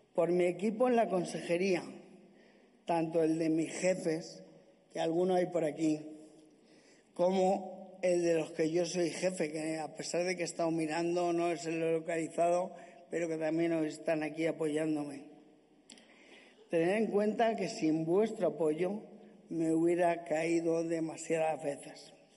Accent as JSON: {"language": "Spanish", "region": "Castilla-La Mancha", "country": "Spain", "said": "en mi tierra, en mi casa, con mi gente"}